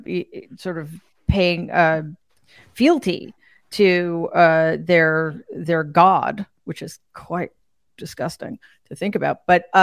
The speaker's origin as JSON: {"language": "English", "town": "New York City", "region": "New York", "country": "United States", "said": "I'm from New York City."}